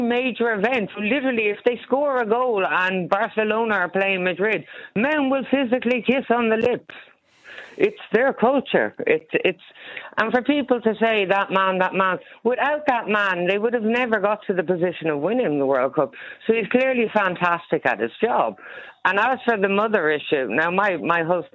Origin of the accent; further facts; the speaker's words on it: Ireland; moved away as an adult; now in Spain; being Irish